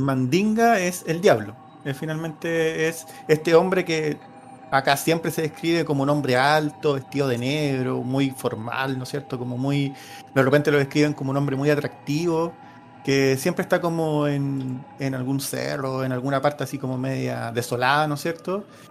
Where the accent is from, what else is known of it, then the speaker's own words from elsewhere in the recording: Chile; está como dentro de nuestra y idiosincrasia como chileno